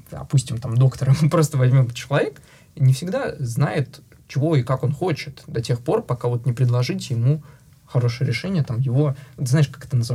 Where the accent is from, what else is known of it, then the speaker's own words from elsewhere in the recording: Russia; русскоязычный сооснователь, а, россиянин, а, не только даже русскоязычный, я единственный а, россиянин, сооснователь э, в нашей компании.